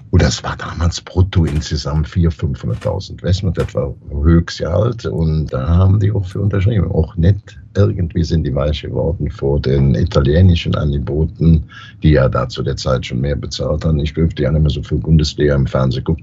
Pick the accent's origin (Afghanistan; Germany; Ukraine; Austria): Germany; Brühl-Heide, North Rhine-Westphalia; als kleiner Junge in Brühlheide, Grohlberg, da wohnte ich direkt 300, 400 Meter von einem 300, 400 Meter großen Bagger weg